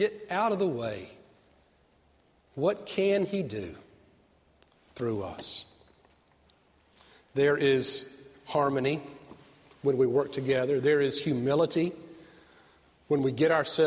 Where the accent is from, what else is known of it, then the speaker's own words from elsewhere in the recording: Avondale Estates, Georgia, United States; I grew up in Avondale, outside of Stone Mountain, Georgia